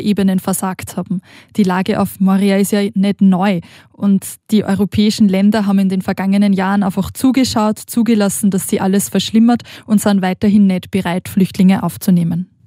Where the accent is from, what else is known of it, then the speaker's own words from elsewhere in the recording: Austria; moved away as an adult; now in Switzerland; Wie man vielleicht hört, bin ich aus Österreich, aber der Schocke und der Liebe wegen in die Schweiz gekommen